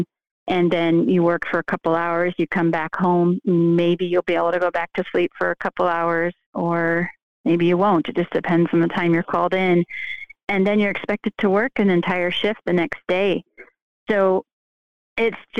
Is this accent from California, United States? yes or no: yes; California, United States; moved away as an adult; also born or lived in Utah / Chicago; I moved back to my hometown in California